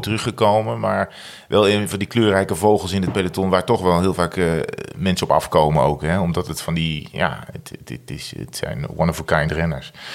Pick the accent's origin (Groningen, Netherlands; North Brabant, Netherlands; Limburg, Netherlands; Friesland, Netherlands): North Brabant, Netherlands; moved away; Ik kwam natuurlijk ook uit Brabant